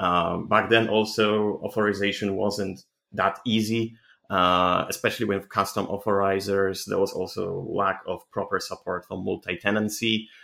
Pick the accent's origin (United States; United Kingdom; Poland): Poland; I'm 25 from Poland.